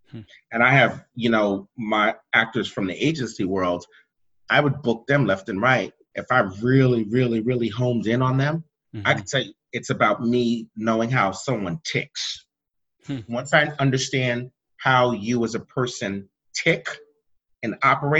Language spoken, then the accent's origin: English; East Coast, United States; moved away; also born or lived in the South / the West; I was born and raised on the East Coast